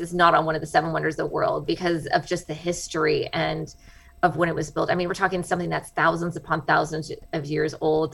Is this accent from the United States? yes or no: yes; United States; accent: American; moved away as an adult; now in Iwakuni, Japan